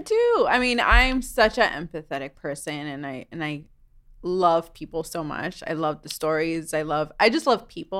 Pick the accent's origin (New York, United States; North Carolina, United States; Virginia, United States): New York, United States; New York City; moved away; I grew up in New York City